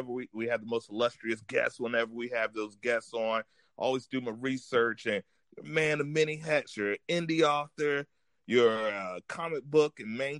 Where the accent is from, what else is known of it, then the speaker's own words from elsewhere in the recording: Virginia, United States; I grew up on the East Coast in Virginia